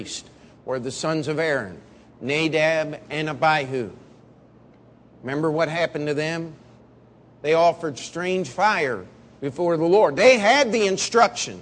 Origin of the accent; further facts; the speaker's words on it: Baltimore, Maryland, United States; moved away as an adult; also born or lived in Missouri; I'm from Baltimore, Maryland, but I came to go to Baptist Bible College and studying for the ministry